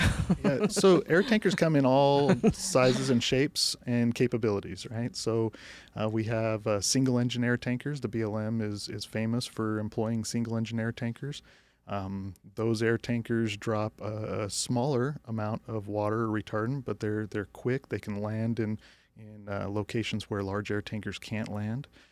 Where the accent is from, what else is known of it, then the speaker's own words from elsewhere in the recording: Flagstaff, Arizona, United States; also born or lived in Utah; I grew up in Flagstaff, Arizona